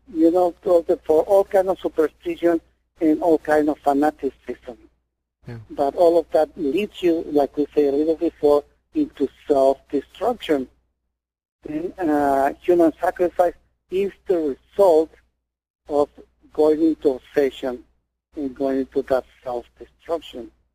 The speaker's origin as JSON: {"language": "English", "country": "Mexico", "tie": "born or raised there", "said": "I was born in Mexico."}